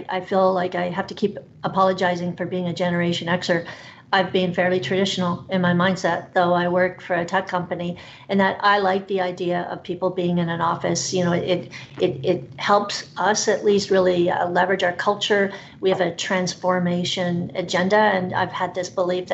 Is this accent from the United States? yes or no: no; Canada; I'm a fiercely loyal Canadian